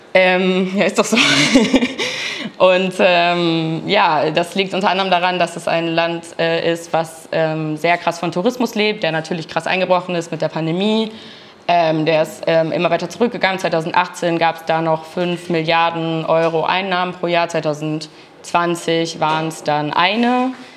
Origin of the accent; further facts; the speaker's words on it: Berlin, Germany; ich komme aus Berlin